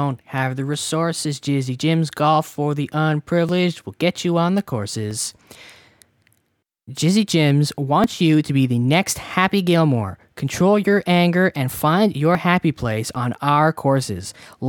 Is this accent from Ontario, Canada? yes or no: yes; Toronto, Ontario, Canada; Yes, because we're from Toronto